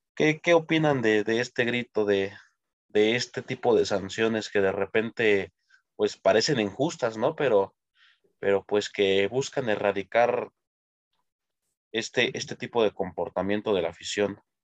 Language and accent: Spanish; Mexico; como mexicanos